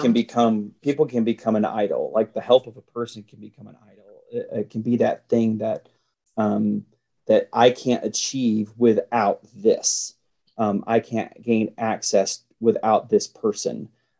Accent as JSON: {"language": "English", "region": "the South", "country": "United States", "said": "as a Southerner, to me, just the word porch right there, there's five porches."}